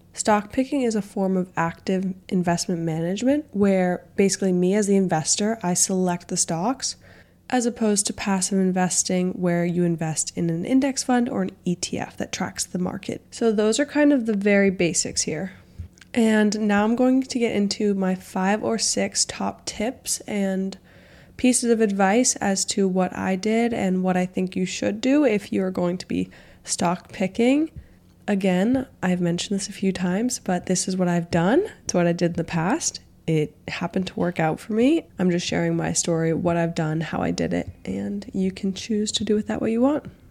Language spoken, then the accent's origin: English; Boston, Massachusetts, United States; I grew up in the Boston area